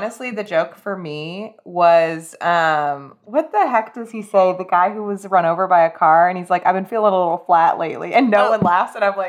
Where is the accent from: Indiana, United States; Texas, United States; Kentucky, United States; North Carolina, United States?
Kentucky, United States; also born or lived in California; And I'm from Western Kentucky, but I was born in Southern California and that's where my family is.